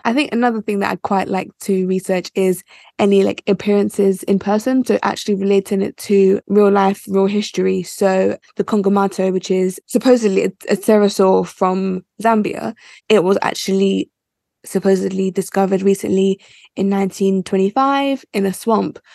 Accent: United Kingdom; So I'm Nigerian, but I was born in the UK.

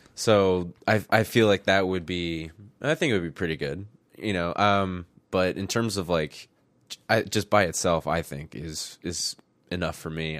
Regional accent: Midwest, United States; accent: very plain American accent; we're from the Midwest, so we have just a, like, very plain American accent.

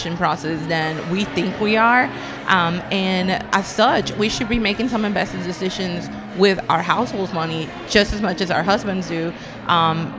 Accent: Colombia; now in United States; I'm from Colombia, though, so that's my background, right? So I'm a Latino immigrant

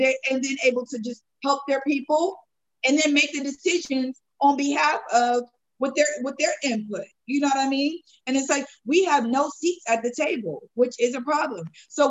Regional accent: San Diego, California, United States; growing up in San Diego, you know, 20 years ago

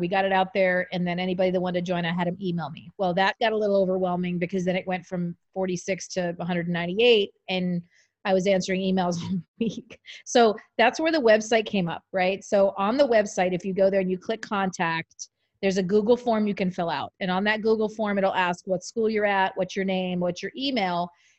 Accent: East Coast, United States; but yeah, it's incredible because I'm from the East Coast. And so East Coast people normally have a very high opinion.

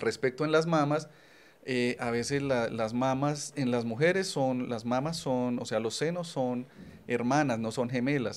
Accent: Colombia; now in Medellín, Colombia; así somos los colombianos

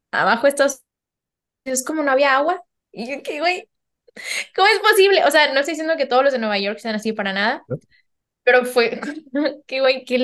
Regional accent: Germany; Spanish is a second language; Ya, pero yo soy alemana.

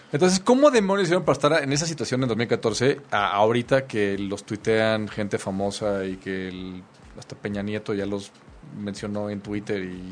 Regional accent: Mexico City, Mexico; los chilangos

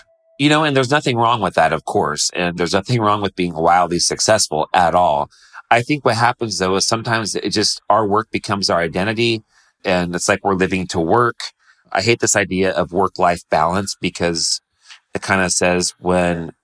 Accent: Modesto, California, United States; growing up in Modesto, California

